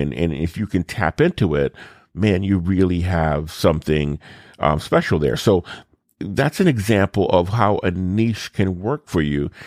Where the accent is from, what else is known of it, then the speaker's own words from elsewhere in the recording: New Orleans, and Baton Rouge, South Louisiana, United States; I grew up in South Louisiana, New Orleans, and Baton Rouge.